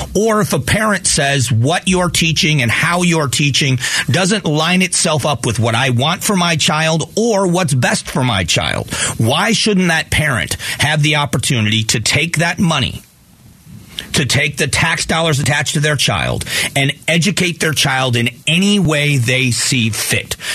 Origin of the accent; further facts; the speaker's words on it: Fort Myers, Florida, United States; moved away as an adult; now in Arizona, United States; I was raised in Southwest Florida. I've been out here since 1995, but return home often